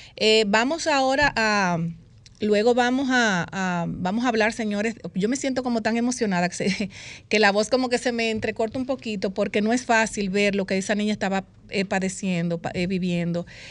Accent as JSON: {"language": "Spanish", "country": "Dominican Republic", "said": "como dominicanos"}